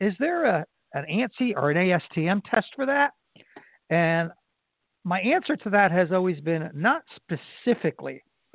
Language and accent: English; New Jersey, United States; now in Florida, United States; I grew up in New Jersey.